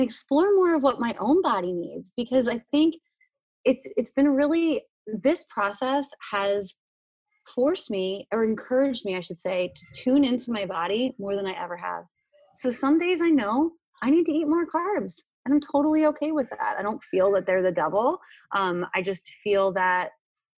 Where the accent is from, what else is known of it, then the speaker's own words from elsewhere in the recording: Hershey, Pennsylvania, United States; moved away; I'm originally from Hershey, Pennsylvania, where they manufacture chocolate